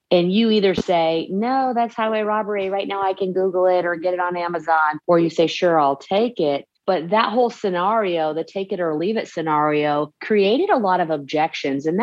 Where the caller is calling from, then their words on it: Dalton, Georgia, United States; I am joining you from Dalton, Georgia. And if you didn't know it, Dalton is the carpet capital of the world.